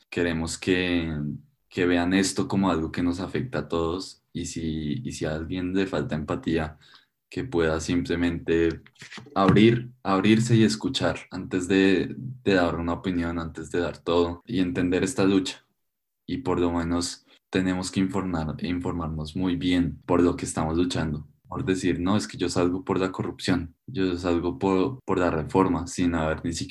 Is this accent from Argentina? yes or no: no; Colombia; todos somos colombianos y luchamos por lo mi